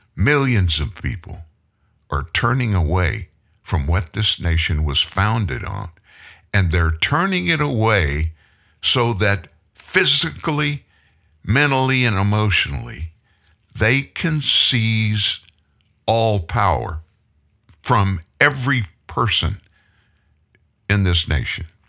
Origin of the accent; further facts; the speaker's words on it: South Louisiana, United States; I'm from South Louisiana